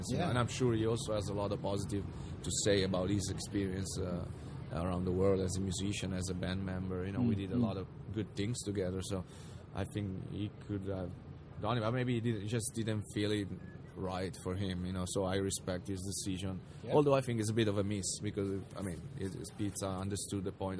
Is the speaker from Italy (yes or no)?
yes; Italy; we're from Italy